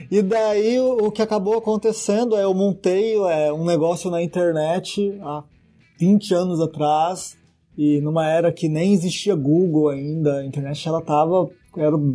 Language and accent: Portuguese; Dourados, Mato Grosso do Sul, Brazil; now in São Paulo, Brazil; eu sou sumatogrossense, né? Sou natural de Dourados. É, 1.600 quilômetros aqui de São Paulo.